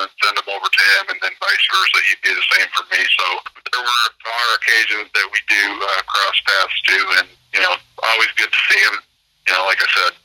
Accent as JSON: {"language": "English", "town": "Atlanta", "region": "Illinois", "country": "United States", "tie": "born or raised there", "also_born_or_lived": "Arizona", "moved": "as an adult", "lives_now": "Mendota, United States", "said": "We grew up in Atlanta, Illinois from first grade"}